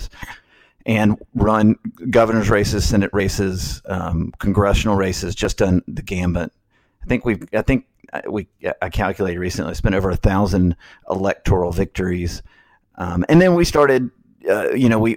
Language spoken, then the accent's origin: English; Alabama, United States; moved away as an adult; also born or lived in Washington, D.C.; now in Florida, United States; I grew up in Alabama